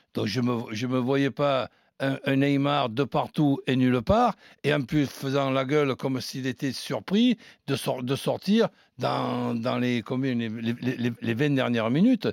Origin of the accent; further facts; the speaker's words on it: France; en tant que Français